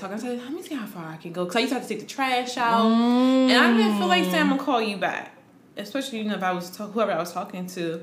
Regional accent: Maryland, United States; also born or lived in Washington, D.C.; I always lived on the borderline of DC and Maryland.

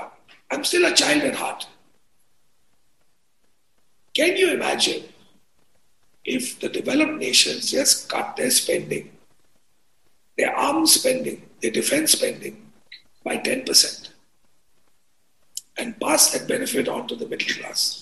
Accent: India; also born or lived in United States; I grew up a young Indian boy, US educated

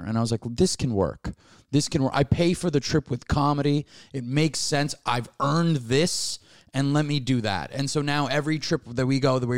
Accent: New York City, New York, United States; also born or lived in Bellerose, New York; I grew up in Flushing till I was 16.

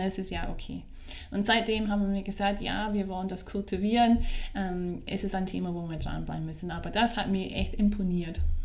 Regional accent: Scotland, United Kingdom; first language English; German is a second language; moved away as an adult; also born or lived in Vienna, Austria; now in Salzburg, Austria; Wie man hört, komme ich aus einem englischsprachigen Land. Ich komme aus Schottland bin aber mittlerweile fast 18 Jahre hier in Österreich zu Hause

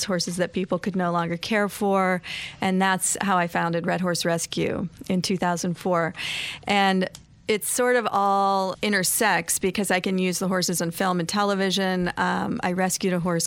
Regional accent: Ohio, United States; now in New York, United States; I'm from Ohio. I grew up on a horse farm in Ohio

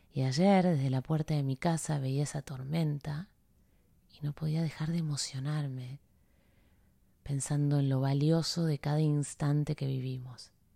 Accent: Buenos Aires, Argentina; also born or lived in Coronel Suárez, Buenos Aires Province; now in Miami, United States; Vengo de, de Buenos Aires

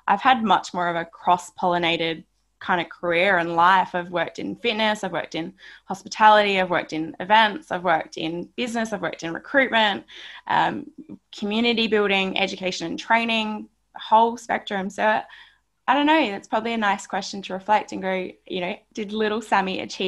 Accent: Barossa Valley, South Australia, Australia; moved away as an adult; now in Sydney, Australia; I'm a country kid. I grew up in Barossa Valley, South Australia.

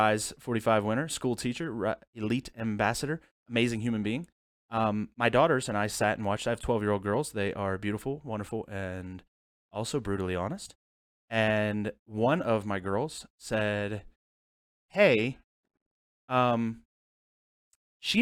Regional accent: Mill Creek, United States; My hometown was Mill Creek.

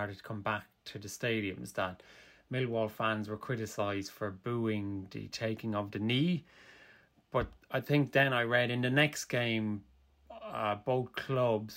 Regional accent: Kilkenny, Leinster, Ireland; Kilkenny City, my hometown

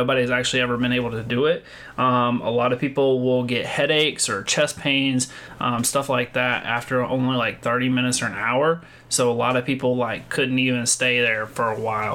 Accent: North Carolina, United States; I'm from North Carolina

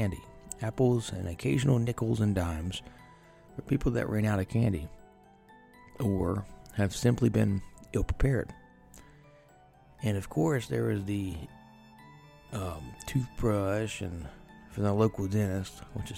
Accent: Ohio, United States; I am from Ohio, so northeast

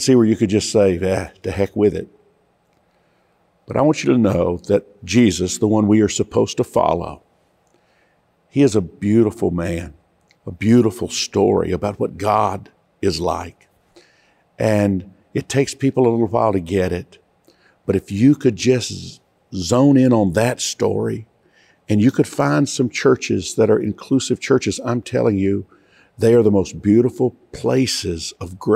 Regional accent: Georgia, United States; I come from Georgia

